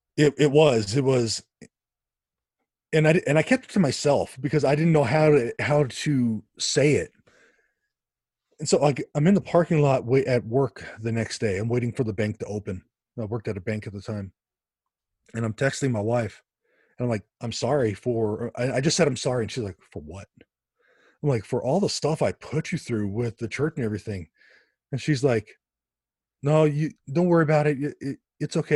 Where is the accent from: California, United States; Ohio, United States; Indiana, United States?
California, United States; Los Angeles; now in Tucson, United States; I grew up in the Los Angeles area